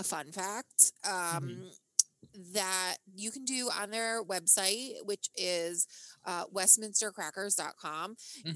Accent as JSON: {"language": "English", "region": "New England", "country": "United States", "said": "I'm proudly from New England"}